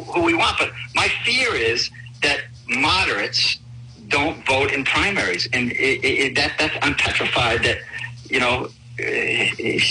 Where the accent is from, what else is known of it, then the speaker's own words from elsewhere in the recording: Newport, Rhode Island, United States; I grew up in Newport. My dad worked on the base.